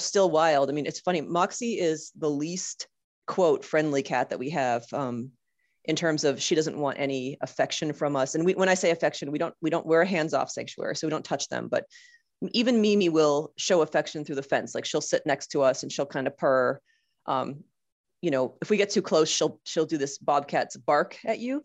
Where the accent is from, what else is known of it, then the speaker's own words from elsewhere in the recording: Boston, Massachusetts, United States; now in Rhode Island, United States; I'm in Rhode Island, but I'm from Boston